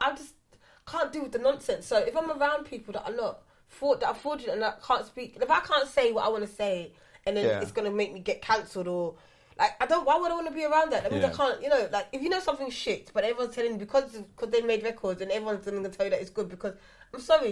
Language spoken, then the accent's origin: English; England, United Kingdom; And obviously, again, I come up from England.